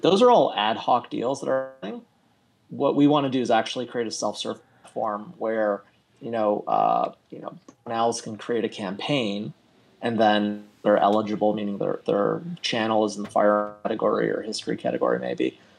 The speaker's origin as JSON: {"language": "English", "country": "Canada", "also_born_or_lived": "Toronto", "said": "I'm in Toronto. Uh, I am Canadian"}